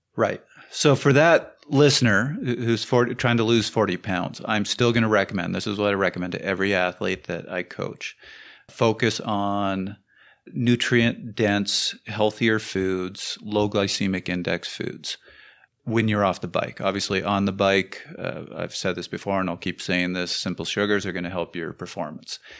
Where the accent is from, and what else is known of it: Canada